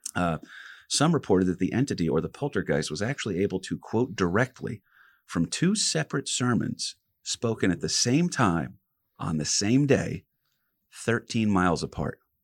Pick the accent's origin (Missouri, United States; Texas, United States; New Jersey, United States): New Jersey, United States; we're three guys from Jersey